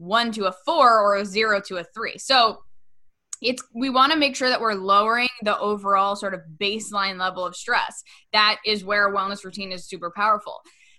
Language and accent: English; Westchester, New York, United States; after I graduated from college in my hometown in Westchester, which, get this, Brie, it was literally over, the studio was right over the place that I used to take music lessons as a kid.